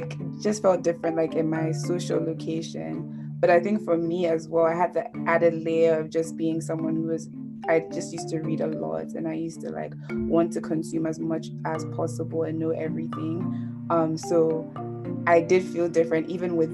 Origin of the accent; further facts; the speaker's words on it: Ghana; moved away as an adult; now in United States; I was born in Ghana, did like everything, like high school and everything in Ghana, and then I came to college in the US